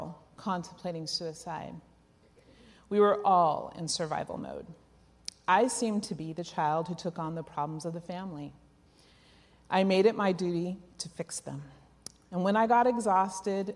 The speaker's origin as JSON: {"language": "English", "town": "Oakland", "region": "California", "country": "United States", "tie": "born or raised there", "said": "Growing up in East Oakland in the late 60s"}